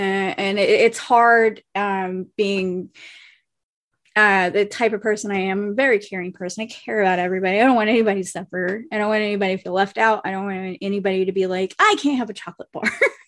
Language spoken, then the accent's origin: English; New Orleans, Louisiana, United States; I'm from New Orleans. So, and I also lived down in the lower parishes for a little while.